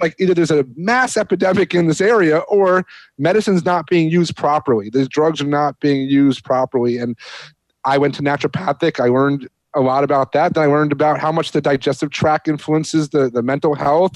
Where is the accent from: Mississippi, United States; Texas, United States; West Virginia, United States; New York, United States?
New York, United States; moved away; I'm a New Yorker